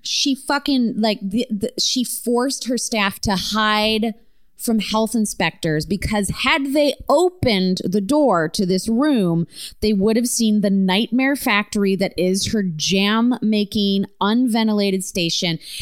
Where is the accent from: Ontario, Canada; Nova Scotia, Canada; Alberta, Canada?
Ontario, Canada; small town in; my hometown